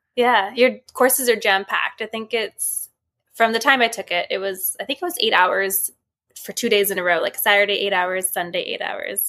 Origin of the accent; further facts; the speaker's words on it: Vancouver, British Columbia, Canada; I'm from Vancouver, B C